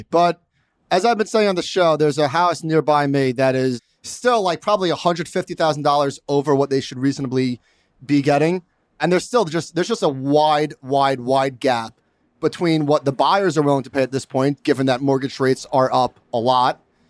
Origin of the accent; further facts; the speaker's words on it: New York, United States; I'm a New Yorker.